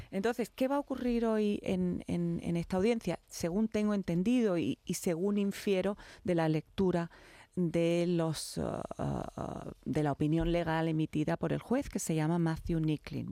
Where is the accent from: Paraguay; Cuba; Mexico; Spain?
Spain